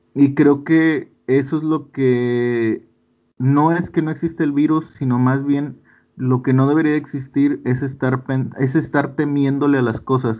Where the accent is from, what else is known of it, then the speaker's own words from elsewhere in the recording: Monterrey, Nuevo León, Mexico; es de mis paisas, güey. Los regios